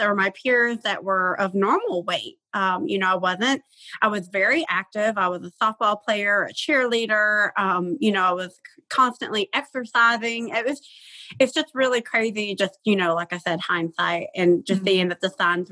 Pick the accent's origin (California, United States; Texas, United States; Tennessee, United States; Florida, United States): Tennessee, United States; I'm from Tennessee